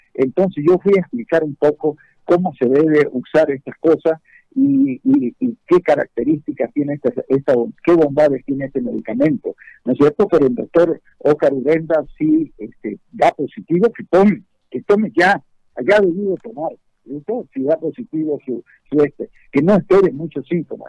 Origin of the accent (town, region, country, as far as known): Santa Cruz, Bolivia